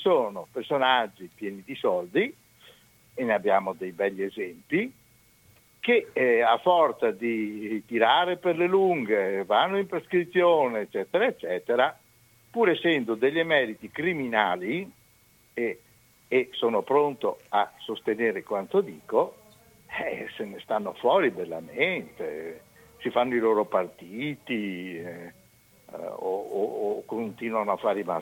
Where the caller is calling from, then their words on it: Romano d'Ezzelino, Veneto, Italy; Ah sì, da Romano De Zulino, via della Madonnetta 47.